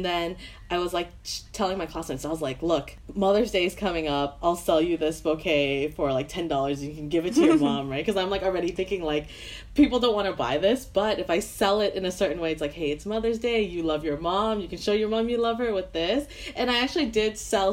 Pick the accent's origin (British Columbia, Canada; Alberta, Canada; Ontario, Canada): British Columbia, Canada; Vancouver